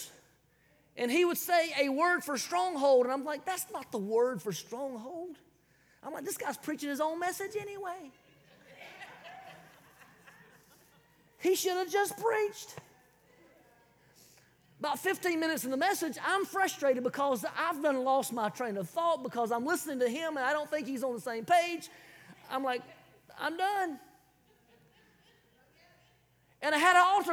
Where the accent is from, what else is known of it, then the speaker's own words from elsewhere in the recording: South Carolina, United States; I'm from South Kakalaki